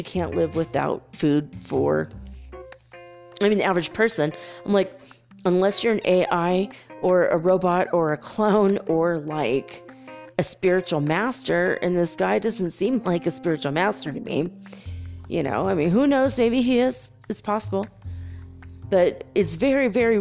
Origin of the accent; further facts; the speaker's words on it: United States; me being American